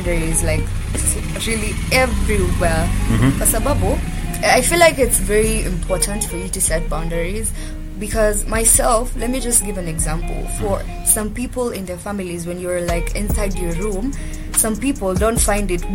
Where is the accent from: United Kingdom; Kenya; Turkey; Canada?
Kenya; I am a Kenyan YouTuber